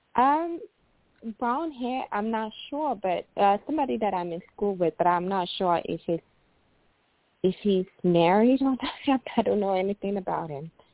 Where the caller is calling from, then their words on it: Illinois, United States; I'm calling from Illinois